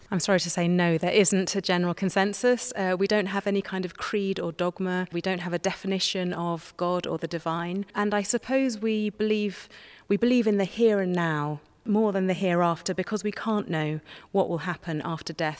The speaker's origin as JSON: {"language": "English", "area": "Somerset", "region": "South West England", "country": "United Kingdom", "tie": "born or raised there", "said": "I grew up in Somerset and I wasn't christened"}